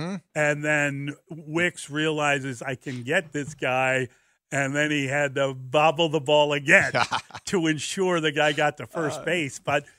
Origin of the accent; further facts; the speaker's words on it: Missouri, United States; I'm from Missouri. You got a show to me.